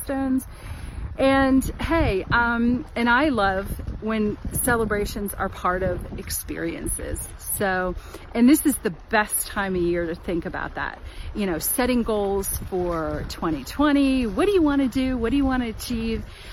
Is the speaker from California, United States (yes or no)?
no; Washington, District of Columbia, United States; I'm in the Washington DC area.